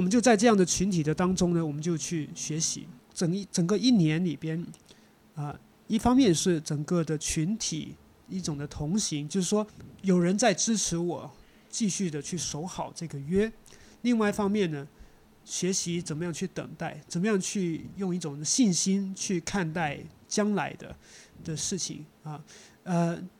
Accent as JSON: {"language": "Chinese", "country": "Hong Kong", "tie": "born or raised there", "said": "我是在香港出生长大的嗯。呃，我的老家也是在城市，那我从来没有去过中国的农村"}